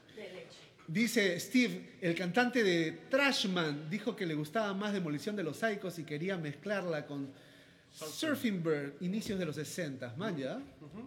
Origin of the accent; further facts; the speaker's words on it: Peru; Somos músicos peruanos acá en Perú